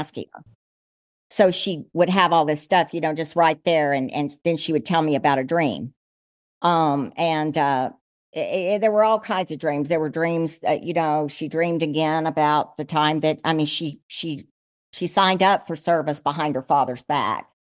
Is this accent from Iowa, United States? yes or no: no; El Paso, Texas, United States; also born or lived in San Antonio / Ole Miss (Mississippi); I was born in El Paso, so I'm a Texan